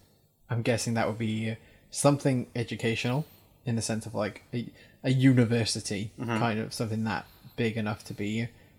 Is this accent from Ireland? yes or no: no; Wales, United Kingdom; I'm Welsh, when I roll my R's I do it like